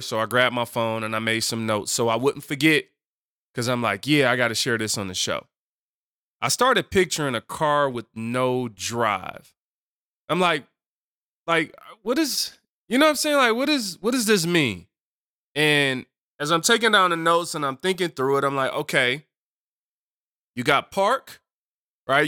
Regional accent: Detroit, Michigan, United States; I come from Detroit and Seven Mile

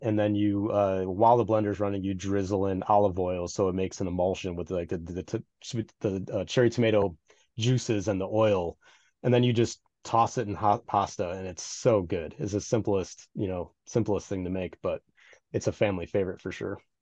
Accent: Midwest, United States; Being a Midwesterner

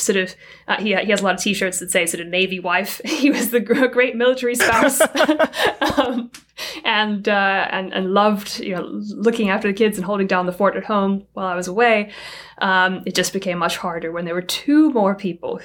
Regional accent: South Africa; moved away as an adult; now in United States; I was born and raised in South Africa

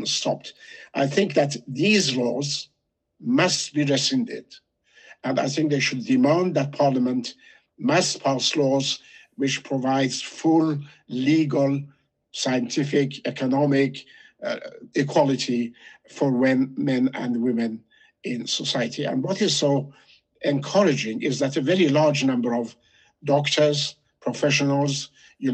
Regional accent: Shiraz, Fars, Iran; moved away; I was born in Shiraz. I'm mainly a Pars

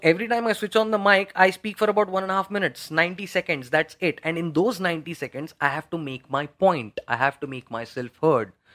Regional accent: Mumbai, Maharashtra, India; moved away as an adult; now in Pune, India; I'm not from Pune. I have, uh, recently come to Pune, shifted to Pune, but I'm basically from Mumbai.

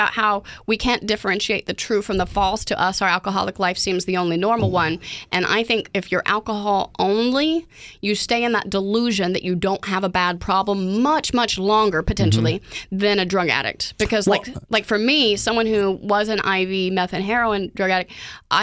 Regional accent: Oklahoma, United States; moved away; I'm from Oklahoma

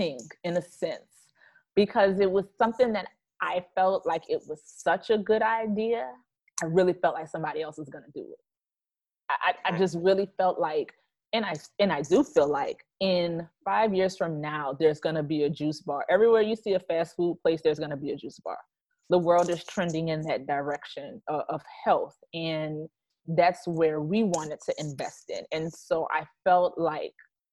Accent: New Orleans, Louisiana, United States; moved away as an adult; now in Dallas area, United States; We're originally from New Orleans

